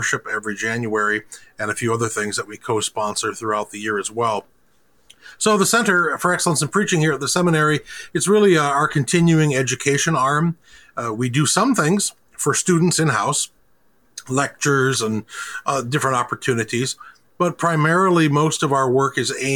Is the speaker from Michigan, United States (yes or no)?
yes; Ada, Michigan, United States; I grew up in Western Michigan, in Ada, Michigan. So I've been in this area for most of all of my life